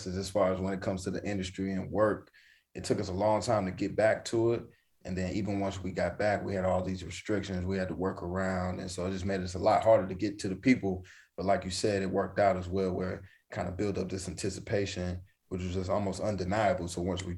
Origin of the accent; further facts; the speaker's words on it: North Carolina, United States; growing up in North Carolina